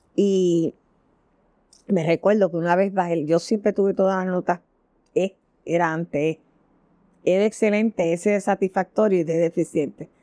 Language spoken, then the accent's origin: Spanish; San Juan, Puerto Rico; ahí yo viví muchos años, hasta que me casé